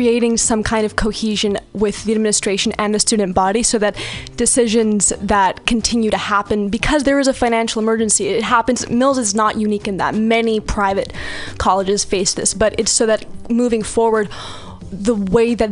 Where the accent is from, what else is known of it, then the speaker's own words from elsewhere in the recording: Spain; also born or lived in Ventura, California / New Jersey / Austin, Texas; now in Oakland, United States; I was born and raised in Spain